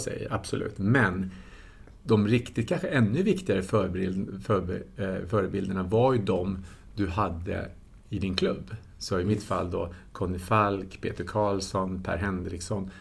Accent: Tyresö, Stockholm County, Sweden; Vi växte upp tillsammans i Tyresö

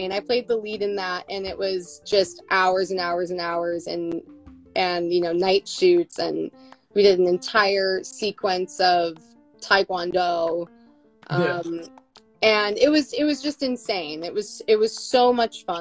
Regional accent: Buffalo, New York, United States; moved away; I'm from Buffalo.

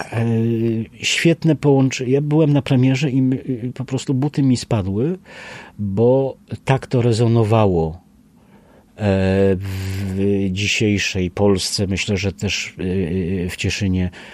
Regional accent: Bielsko-Biała, Silesian Voivodeship, Poland; ja jestem z Bielska Białej

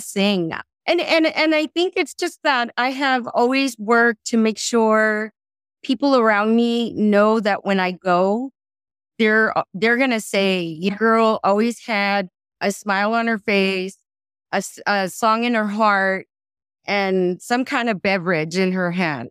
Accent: Rio Grande Valley, Texas, United States; also born or lived in San Marcos, Texas / California; I was born and raised in the Rio Grande Valley

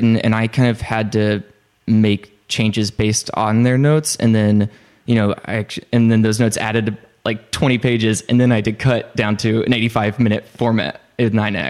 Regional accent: Arkansas, United States; I'm actually from Arkansas.

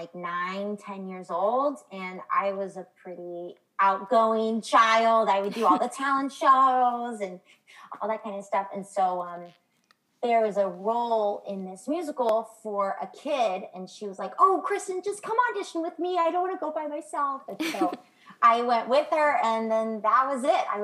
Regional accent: San Francisco Bay Area, California, United States; moved away as an adult; now in New York, United States; California, which is where I'm originally from

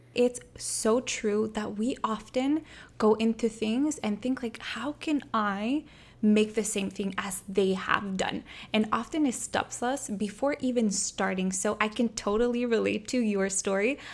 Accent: Montreal, Quebec, Canada; I'm from Montreal

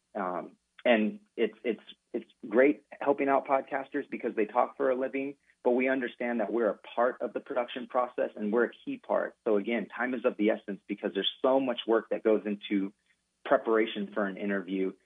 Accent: Sacramento, California, United States; also born or lived in Fresno, California; I was born in Fresno, California, but consider Sacramento, California, my home. Um, that's where I pretty much grew up, went to high school

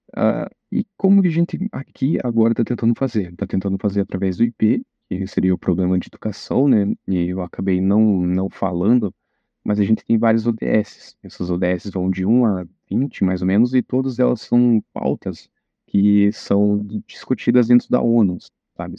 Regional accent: Rebouças, Paraná, Brazil; moved away as an adult; now in Pato Branco, Brazil; Eu vim de Rebouças, que é uma cidade do interior que pouca gente conhece

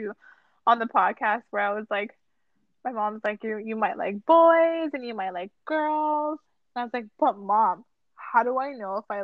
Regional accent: Rockland, Ontario, Canada; when I was 10, we were growing up in Ottawa, outside of Ottawa in like Rockland.

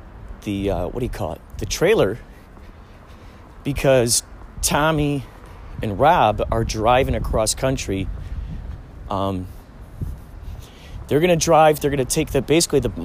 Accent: near Rosemont, Illinois, United States; moved away; near my hometown, Rosemont

